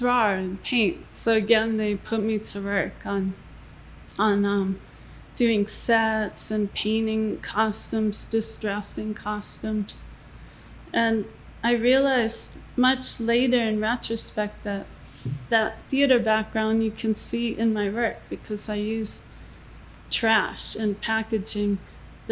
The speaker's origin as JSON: {"language": "English", "region": "New England", "country": "United States", "tie": "born or raised there", "said": "I grew up in New England"}